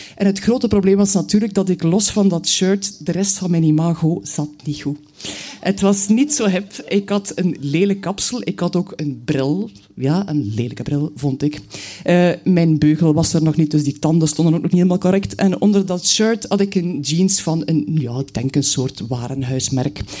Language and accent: Dutch; Knokke, Flanders, Belgium; also born or lived in Bruges; ik ben geboren in Brugge, ik woon er nog steeds. Maar eigenlijk heb ik mijn jeugd doorgebracht aan zee. Mijn moeder was van Knokke